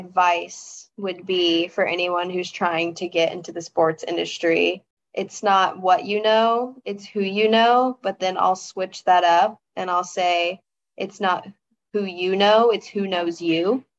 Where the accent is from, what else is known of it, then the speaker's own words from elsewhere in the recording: the South, United States; And my hometown is just like the South. That's all I can explain it as, is just the South. So little small town out in the middle of nowhere.